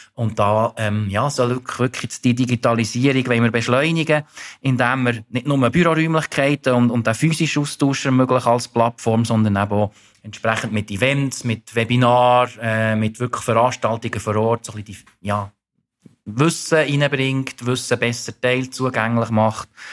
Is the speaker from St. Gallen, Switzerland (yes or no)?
no; Thun, Bern, Switzerland; moved away as an adult; now in Zurich, Switzerland; ich bin 44, ursprünglich aus Thun, aber seit 22 Jahren in Zürich wohnhaft